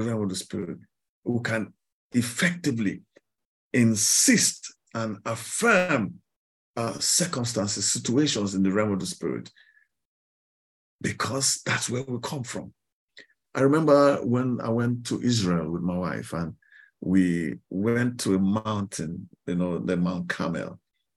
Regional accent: Kaduna, Kaduna State, Nigeria; moved away; I grew up in Kaduna, in the northern part of Nigeria

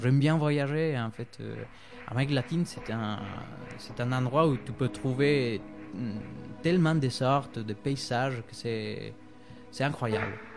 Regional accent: Bolivia; French is a second language; moved away as an adult; now in France; j'ai travaillé euh, pour une entreprise euh, des Suisses en Bolivie.

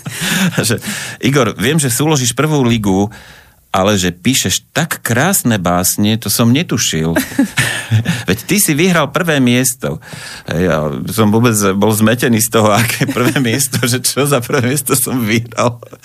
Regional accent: Prievidza, Trenčín Region, Slovakia; vyrastal som v takom, by som povedal, intelektuálnom prostredí v Prievidzi

